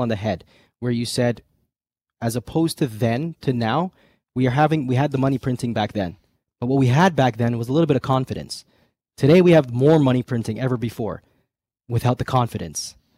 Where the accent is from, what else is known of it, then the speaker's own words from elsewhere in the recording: Canada; us Canadians